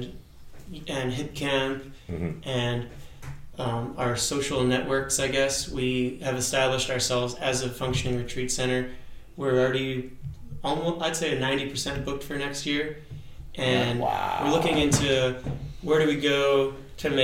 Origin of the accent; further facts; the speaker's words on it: San Diego, California, United States; also born or lived in Mendocino County, California; now in Mendocino, United States; Mendocino, where we live, and I'm from San Diego as well, I left because I was swimming against the current of the of society down there